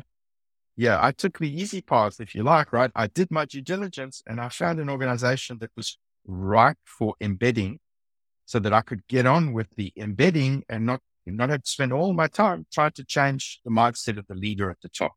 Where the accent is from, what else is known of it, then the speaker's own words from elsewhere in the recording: South Africa; accent: South African; also born or lived in Silicon Valley, United States / Shanghai, China; now in Sydney, Australia; my accent is a South African accent.